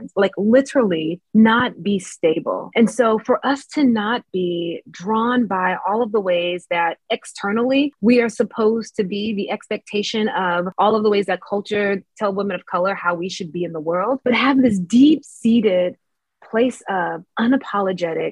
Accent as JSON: {"language": "English", "region": "Mississippi", "country": "United States", "tie": "born or raised there", "said": "I grew up in the Black Baptist Church in Mississippi"}